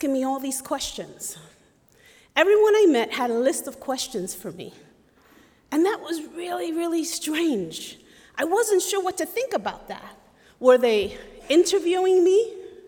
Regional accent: New York, United States; moved away as an adult; now in Goshen, United States; I am from Brooklyn, New York, raised in Puerto Rican culture

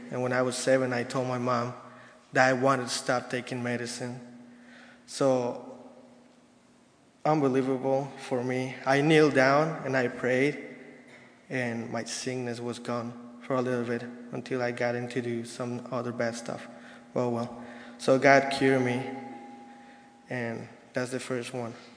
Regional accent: Mexico City, Mexico; moved away; I'm from Mexico City, Mexico

